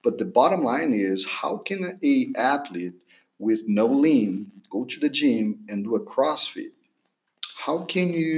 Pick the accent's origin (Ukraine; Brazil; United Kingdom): Brazil; moved away as an adult; also born or lived in California / Pennsylvania; now in Texas, United States; I'm from Brazil. I was a former swimmer in Brazil, national team level athlete.